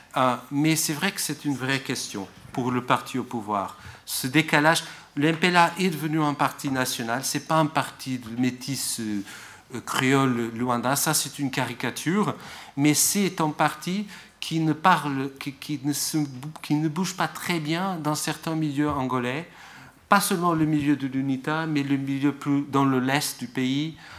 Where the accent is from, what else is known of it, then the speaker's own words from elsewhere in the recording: Portugal; je suis portugais